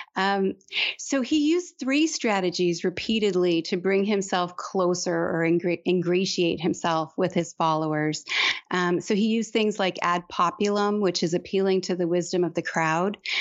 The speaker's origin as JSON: {"language": "English", "town": "Detroit", "region": "Michigan", "country": "United States", "moved": "yes", "lives_now": "Texas, United States", "said": "I'm from Detroit, but my dad is from Malta"}